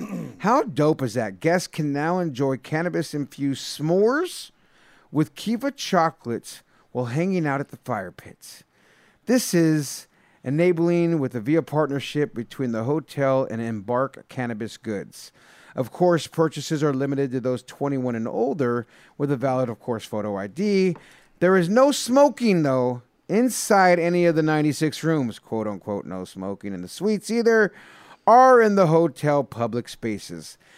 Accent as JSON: {"language": "English", "area": "Bay Area", "region": "California", "country": "United States", "tie": "born or raised there", "said": "a buddy I grew up with in the Bay Area"}